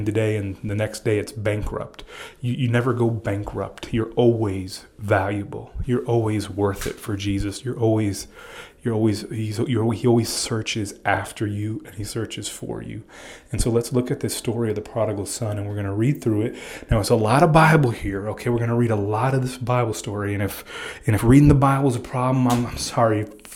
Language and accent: English; Miami, Florida, United States; I'm a Cuban from Miami